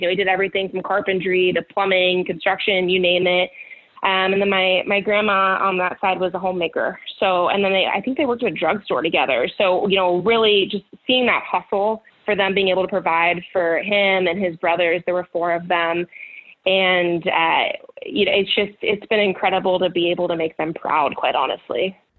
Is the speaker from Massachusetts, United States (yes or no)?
no; Campbell, California, United States; I grew up in Campbell, California, which is in the South Bay of the Bay Area.